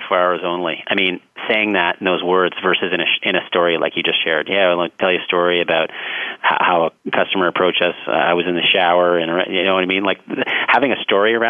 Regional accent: Toronto, Ontario, Canada; I'm from Toronto

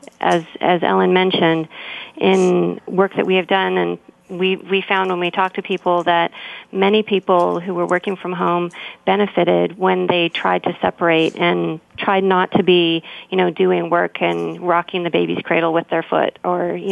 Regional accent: Saskatchewan, Canada; now in Burnaby, Canada; I grew up in the Midwest in a place called Saskatchewan, which has really long cold winters.

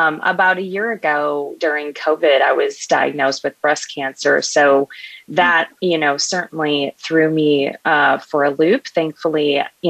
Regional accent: Buenos Aires, Argentina; moved away; I am actually a daughter of two immigrants, and I was born in Buenos Aires, Argentina.

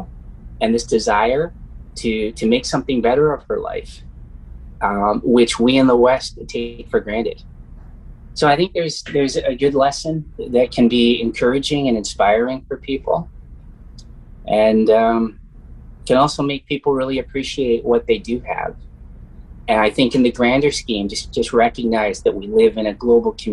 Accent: Canada; I'm here from Canada

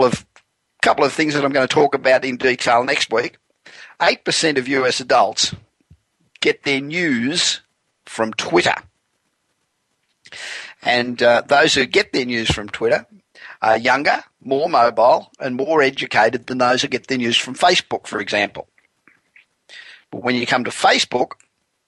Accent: Los Angeles, California, United States; I'm broadcasting from my hometown of Los Angeles.

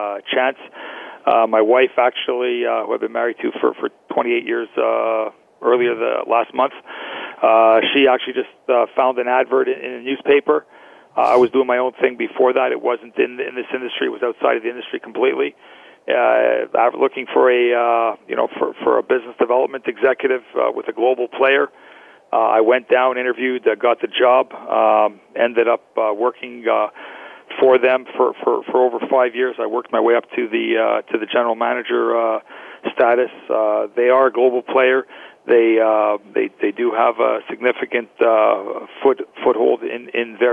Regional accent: Montreal, Quebec, Canada; moved away as an adult; also born or lived in Ottawa, Canada; now in Toronto, Canada; I'm not born and raised in Toronto. I'm originally from Montreal. Got it. Was born there. Left to go to university.

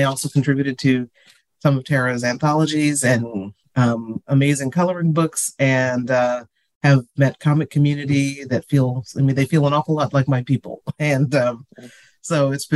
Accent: Long Island, New York, United States; moved away as an adult; also born or lived in Albany, New York / Ann Arbor, Michigan / Eugene, Oregon; now in California, United States; I'm from the Northeast, grew up on Long Island, went to high school outside of Albany, New York, upstate

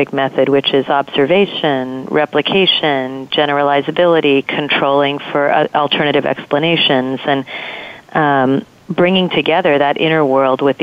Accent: Southern California, United States; I grew up in Southern California

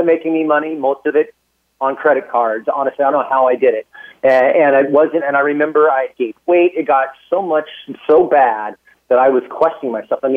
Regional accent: Alaska, United States; also born or lived in San Francisco Bay Area, California; now in Austin, United States; I was born and raised in Alaska.

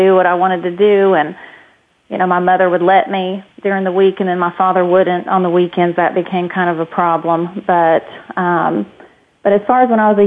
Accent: Hopkinsville, Kentucky, United States; I grew up in Hopkinsville, Kentucky, and small town

